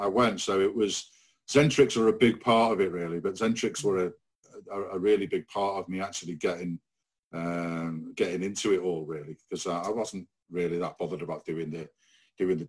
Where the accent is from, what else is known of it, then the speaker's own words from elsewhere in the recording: Rhyl and Prestatyn, North Wales, United Kingdom; where we grew up in Rhyl and Prestatyn